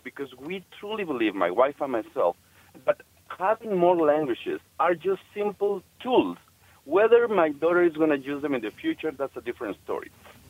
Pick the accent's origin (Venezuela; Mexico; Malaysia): Mexico; first language Spanish; English is a second language; Well, personally speaking, my mother tongue is Spanish, just for starters.